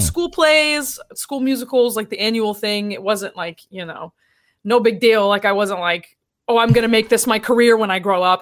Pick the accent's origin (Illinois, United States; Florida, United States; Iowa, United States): Florida, United States; Tampa; also born or lived in Orlando; I'm from Central Florida. I grew up in Tampa and then I moved to Orlando for college